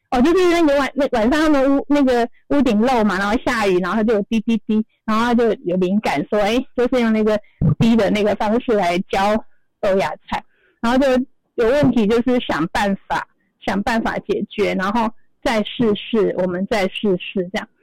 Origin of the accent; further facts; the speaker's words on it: Kaohsiung, Taiwan; 我们是那个高雄，我们比较讲台语